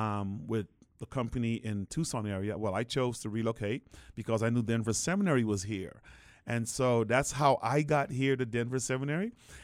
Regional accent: Guyana; now in United States; I was born in the Caribbean. That's where I was born and raised. My actual birthplace was Guyana, South America. And my parents were just migrants looking for a better life.

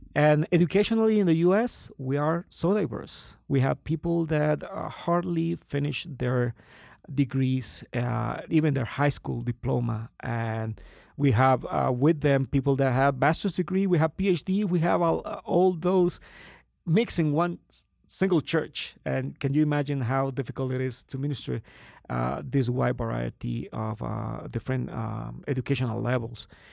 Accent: Honduras; moved away as an adult; also born or lived in Guatemala; now in Boston, United States; I was born in Honduras, uh, Central America, uh, and spent my, most of my childhood and, um, teenage years

